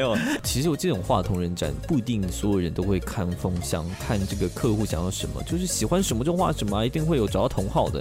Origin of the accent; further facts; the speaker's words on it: Taiwan; 不要瞧不起我们台湾人